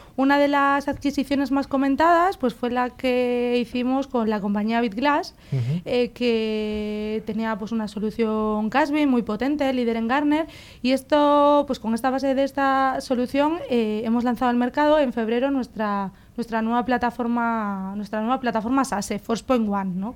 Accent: Galicia, Spain; soy gallega, soy ingeniera industrial

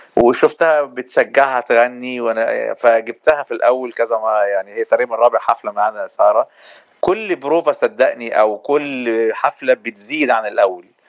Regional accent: Egypt; now in Los Angeles, United States; احنا عندنا في مصر

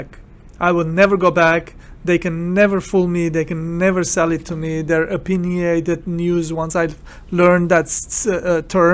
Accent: Beirut, Beirut Governorate, Lebanon; now in United States; I'm immigrant from Beirut, Lebanon, and I'm Armenian

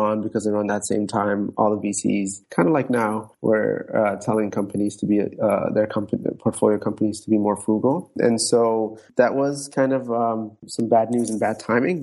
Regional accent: Toronto, Ontario, Canada; also born or lived in Djibouti / Somaliland / Netherlands; I've been in Toronto since I was 8 years old, gone through schooling here from elementary to high school to university

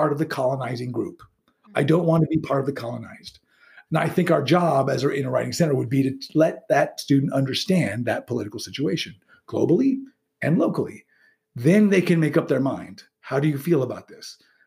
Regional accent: United States; being living in a U.S. Society all my life and being educated in one

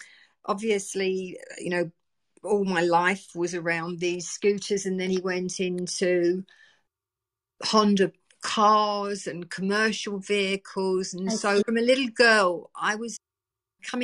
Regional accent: Essex, East of England, United Kingdom; also born or lived in East End of London; I was born and bred in the East End of London. I moved out to the countryside, where a lot of people did, living in the East End of London, to Essex, beautiful countryside, when I was a little 3 year old

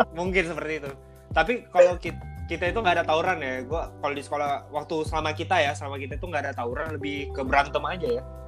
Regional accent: Makassar, South Sulawesi, Indonesia; also born or lived in Gowa; saya dari sini dari Makassar, uh, sekolah saya Telkom

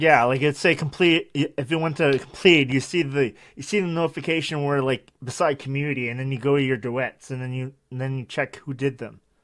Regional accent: Canada; I'm Canadian

